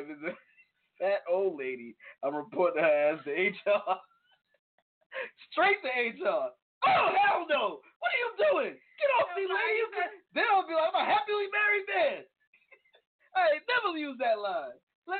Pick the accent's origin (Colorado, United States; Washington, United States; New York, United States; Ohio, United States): New York, United States; I'm from New York.